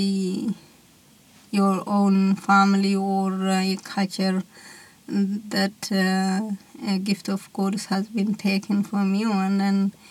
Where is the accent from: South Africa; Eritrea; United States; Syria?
Eritrea; now in Australia; I am from Eritrea, which Eritrea is in Northeast Africa